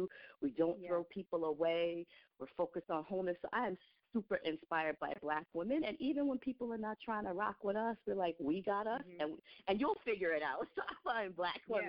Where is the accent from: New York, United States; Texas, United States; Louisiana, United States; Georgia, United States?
New York, United States; New York City; I was born in New York City, and I was born in the Bronx, and, you know, between Brooklyn and the Bronx, that's my rearing.